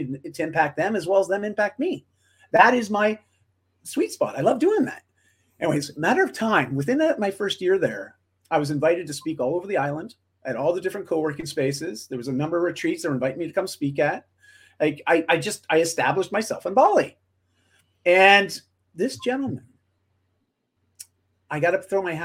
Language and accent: English; Canada; I'm just Canadian